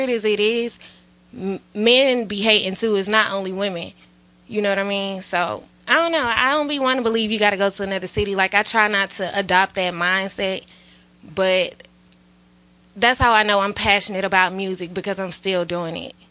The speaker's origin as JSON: {"language": "English", "town": "Atlanta", "region": "Georgia", "country": "United States", "said": "I'm from Atlanta"}